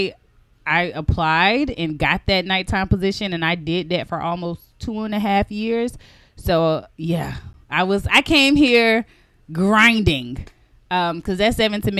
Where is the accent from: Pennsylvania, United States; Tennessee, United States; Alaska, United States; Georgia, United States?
Tennessee, United States; Chattanooga; moved away as an adult; now in Washington, D.C., United States; my hometown of Chattanooga, Tennessee